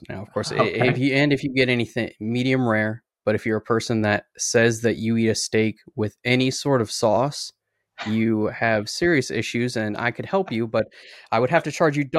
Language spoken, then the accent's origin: English; South Dakota, United States; I'm originally from South Dakota, and I don't have that accent anymore.